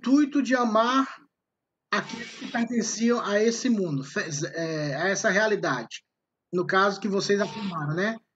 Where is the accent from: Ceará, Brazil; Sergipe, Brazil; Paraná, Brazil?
Ceará, Brazil; Eu sou cearense, mas o Goiás fala assim